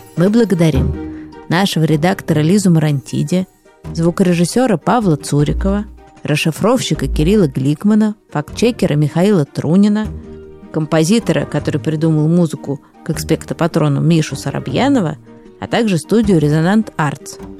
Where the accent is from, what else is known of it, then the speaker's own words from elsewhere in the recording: Saint Petersburg, Russia; Я родился и живу в Санкт-Петербурге